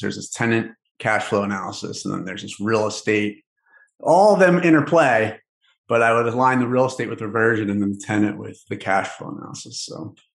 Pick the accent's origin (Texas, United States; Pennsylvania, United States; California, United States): Pennsylvania, United States; Philadelphia; I'm from Philadelphia